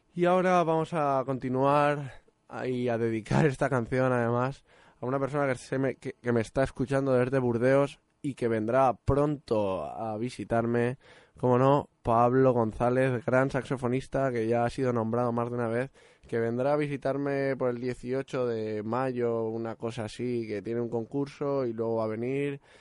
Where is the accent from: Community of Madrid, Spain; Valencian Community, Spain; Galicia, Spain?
Valencian Community, Spain; Burjassot; now in London, United Kingdom; el pasodoble de mi pueblo